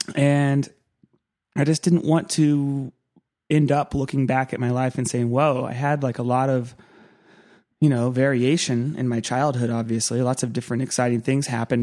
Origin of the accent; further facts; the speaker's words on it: Santa Cruz, California, United States; I grew up in Santa Cruz